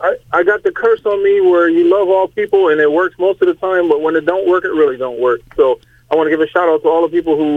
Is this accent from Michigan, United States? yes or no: yes; Detroit, Michigan, United States; I'm actually right here in New Jersey, and I couldn't help but, you know, listen to your program because I'm from the Motor City